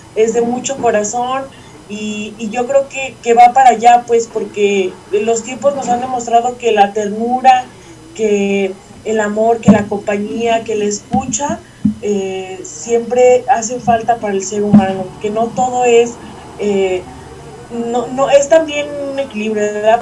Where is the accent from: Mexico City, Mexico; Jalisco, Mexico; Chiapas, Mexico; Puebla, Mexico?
Jalisco, Mexico; San Ignacio Cerro Gordo; soy de San Ignacio Cerro Gordo, Jalisco